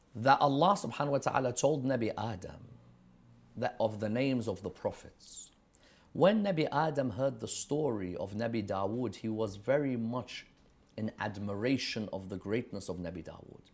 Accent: London, United Kingdom; growing up in London, in the teens

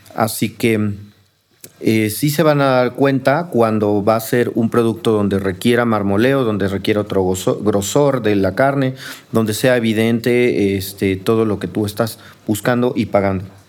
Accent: Mexico City, Mexico; also born or lived in Coyoacán, Mexico City; yo soy de aquí de Xochimilco, bueno, soy del centro de Coyoacán, pero siempre viví en Xochimilco

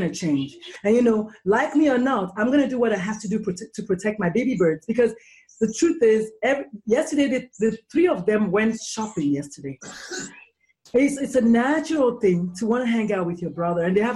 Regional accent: Nigeria; now in United States; I'm actually an import. I'm Nigerian and I emigrated here

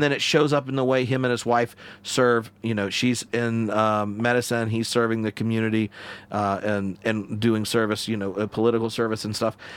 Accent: the South, United States; moved away as an adult; now in Edinburgh, United Kingdom; I grew up in the South

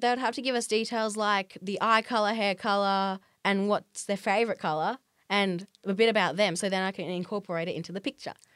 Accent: Australia; I've been elected as an Australian representative by a New York company called Culture Hack

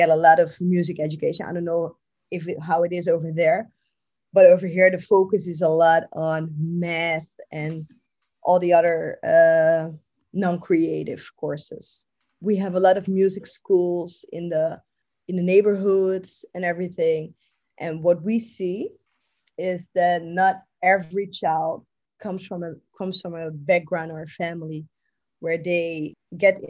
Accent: Rotterdam, South Holland, Netherlands; also born or lived in Amsterdam; I was born in Amsterdam. I grew up in Rotterdam, which is the second largest city in the Netherlands.

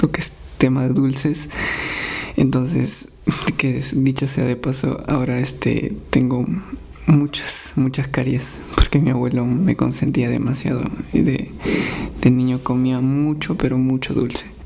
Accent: Rosario, Huancavelica, Peru; now in Lima, Peru; yo nací en la sierra, en Huancavelica, en un pueblito que se llamaba Rosario.

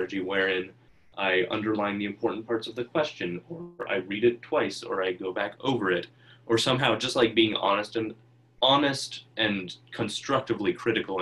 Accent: Homer, Alaska, United States; also born or lived in Aniak, Alaska; we moved here from Aniak, Alaska, which is like a 500 person or so village in the Bethel chain of villages

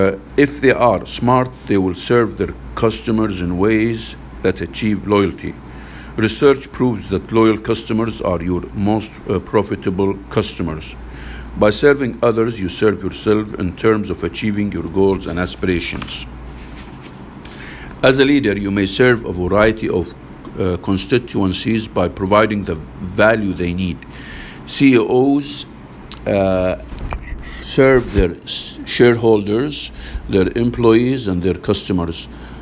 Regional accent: Massachusetts, United States; It is a tradition in my home state. It's a tradition in my home state of Massachusetts

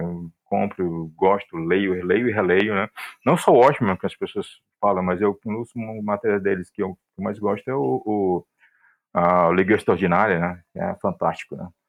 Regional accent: interior of Ceará, Brazil; now in Fortaleza, Brazil; embora que eu esteja agora aqui em Fortaleza, mas eu venho de uma cidade do interior do Ceará

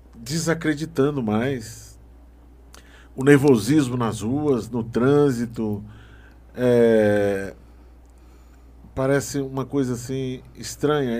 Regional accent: Barra do Corda, Maranhão, Brazil; now in Brasília, Brazil; Lá no Maranhão, eu sou do Maranhão, lá na, uhum. na, na cidade de Barra do Corda

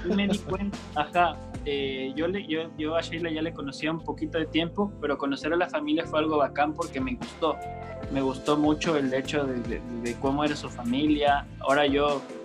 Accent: Coast, Ecuador; yo soy costeño

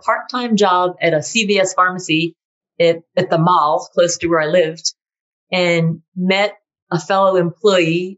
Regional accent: Massachusetts, United States; I skied in New Hampshire because I grew up in Massachusetts

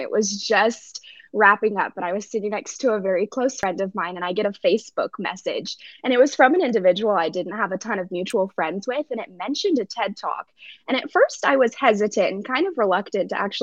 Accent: Stevensville, Montana, United States; moved away; I grew up in Stevensville, which is very close to Hamilton

